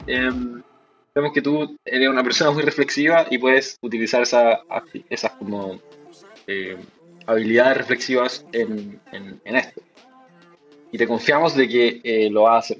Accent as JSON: {"language": "Spanish", "town": "Rancagua", "region": "O'Higgins", "country": "Chile", "tie": "born or raised there", "moved": "as an adult", "lives_now": "Santiago, Chile", "said": "soy oriundo de Rancagua, nací en Rancagua"}